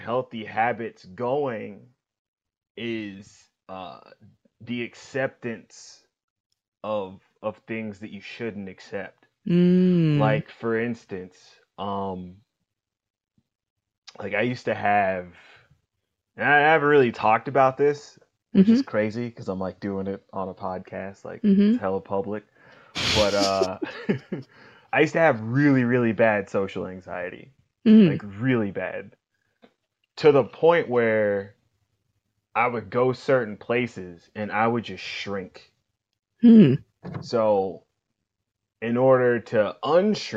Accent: Kansas City, Kansas, United States; I grew up in Wyandotte County, Kansas City, Kansas

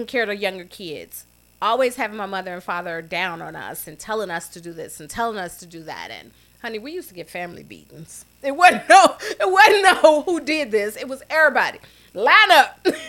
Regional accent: Chicago, Illinois, United States; we had relatives growing up on the South Side, and we lived on 40th and Drexel, right next to Grant Memorial AME Church, where my father was the custodian

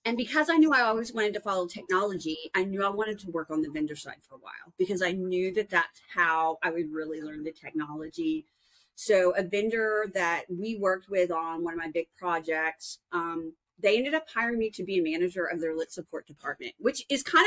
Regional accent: Dallas-Fort Worth area, Texas, United States; moved away as an adult; also born or lived in New Orleans / Arkansas; I'm originally from the Dallas-Fort Worth area

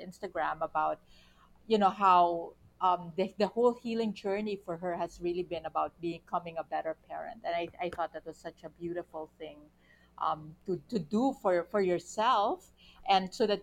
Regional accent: Philippines; we're also Filipino

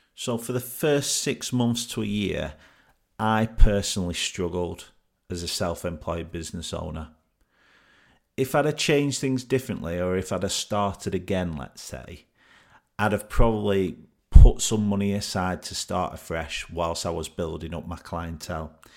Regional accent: Burnley, North West England, United Kingdom; came back home to my hometown of Burnley to live with my mum

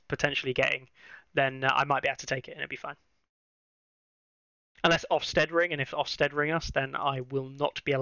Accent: England, United Kingdom; as an Englishman

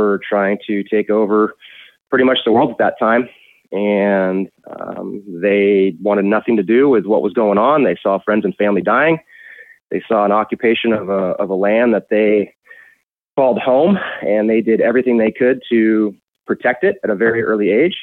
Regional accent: Novato, California, United States; also born or lived in San Francisco, California; I was born in San Francisco, 1976, back in the hippie heyday, the Haight-Ashbury. Lived in Novato my entire life, raised by my grandparents

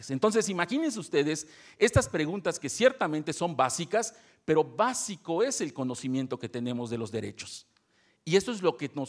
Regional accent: Yucatán, Mexico; Por algo se dice que Yucatán es otro país. No, no es cierto. Somos mexicanos. Y somos tan mexicanos que profundamente amamos esta tierra

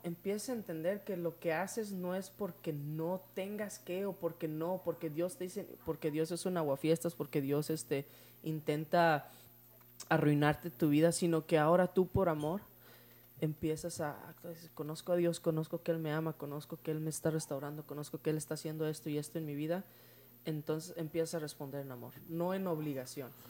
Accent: Tijuana, Baja California, Mexico; Nosotros en 1993 nos mudamos para la ciudad de Tijuana

